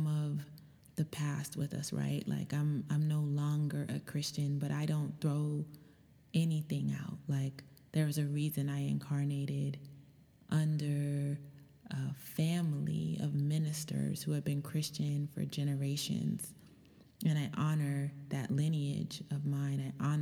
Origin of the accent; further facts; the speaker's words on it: California, United States; So when they moved out to California and had me